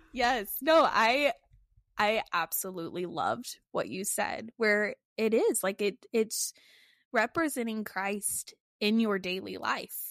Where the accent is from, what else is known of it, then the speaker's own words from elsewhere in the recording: Texas, United States; moved away as an adult; when we got married, we moved away from Texas